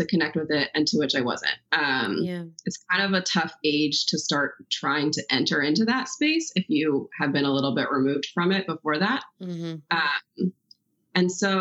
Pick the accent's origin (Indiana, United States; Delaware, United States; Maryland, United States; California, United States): Maryland, United States; Chevy Chase; also born or lived in Washington, D.C.; now in West Coast, United States; I grew up mostly outside of DC, like just outside in a very small town called Chevy Chase, Maryland, suburb.